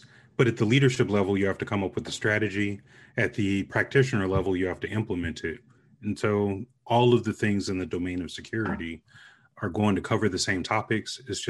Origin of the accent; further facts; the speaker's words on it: Vicenza, Veneto, Italy; born there; So our family joke is that I was produced in Vicenza, Italy, because both of my parents were stationed there.